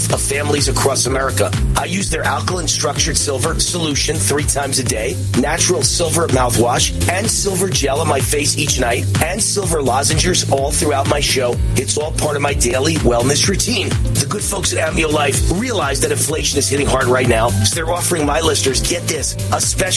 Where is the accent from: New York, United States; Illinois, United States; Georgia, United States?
New York, United States; Mount Vernon; I'm from Mount Vernon, New York, on the Bronx borderline